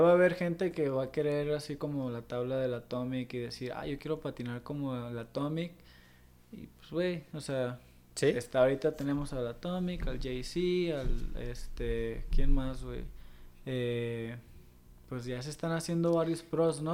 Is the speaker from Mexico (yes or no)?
yes; Mexico